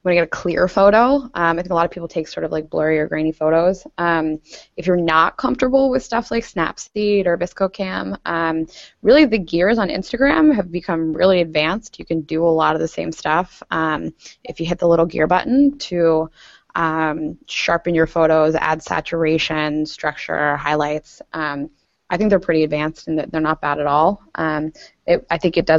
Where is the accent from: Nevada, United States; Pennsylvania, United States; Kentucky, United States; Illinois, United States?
Pennsylvania, United States; Pittsburgh; I grew up in Pittsburgh